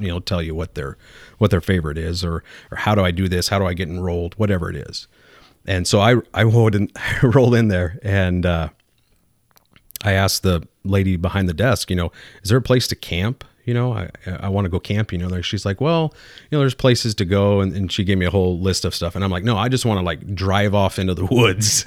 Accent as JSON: {"language": "English", "town": "Bakersfield", "region": "California", "country": "United States", "tie": "born or raised there", "moved": "yes", "said": "I was born and raised in Southern California."}